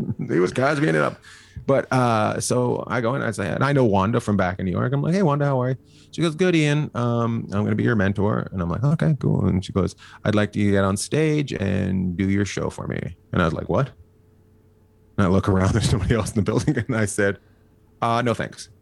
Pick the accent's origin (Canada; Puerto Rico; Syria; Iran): Canada; moved away as an adult; now in United States; I grew up in the middle of nowhere. I grew up near Alaska